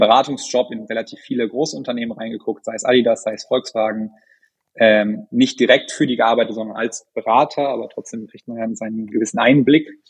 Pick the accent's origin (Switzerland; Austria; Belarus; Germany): Germany; North Rhine-Westphalia; moved away; ich bin in Ostwestfalen aufgewachsen